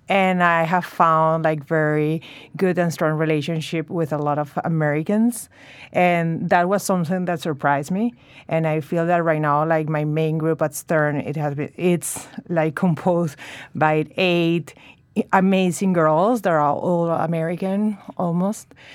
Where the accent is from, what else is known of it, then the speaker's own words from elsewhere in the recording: Venezuela; moved away as an adult; also born or lived in Chicago, United States; now in New York, United States; I'm from Venezuela, and we moved to the States four years ago, my husband